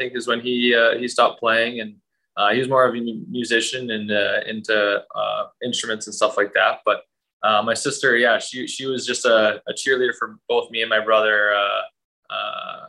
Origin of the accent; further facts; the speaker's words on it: Langley, British Columbia, Canada; I originally grew up in Langley, British Columbia.